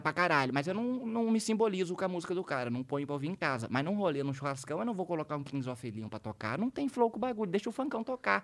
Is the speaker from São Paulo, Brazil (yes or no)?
yes; Taubaté, São Paulo, Brazil; eu sou de Taubaté, mas minha família inteira, pai e mãe, são de Paraitinga